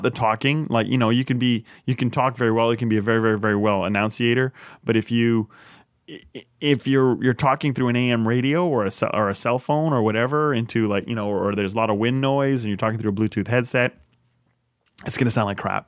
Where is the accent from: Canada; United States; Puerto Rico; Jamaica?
Canada; moved away as an adult; as a Canadian living abroad